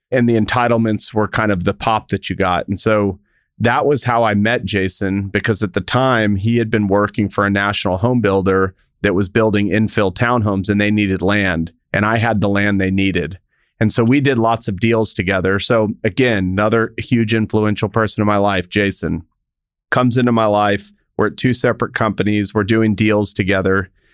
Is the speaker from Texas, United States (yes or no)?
yes; El Paso, Texas, United States; I grew up in El Paso, Texas